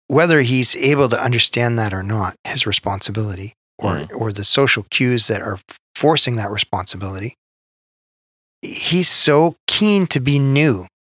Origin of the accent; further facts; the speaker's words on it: Canada; Especially as a Canadian.